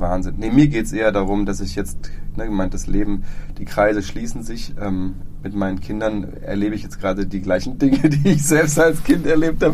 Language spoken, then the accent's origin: German; Freiburg, Baden-Württemberg, Germany; also born or lived in Dresden; ich komme hier aus Freiburg. Ähm, die, ich, bin, ich bin Herder mal Jung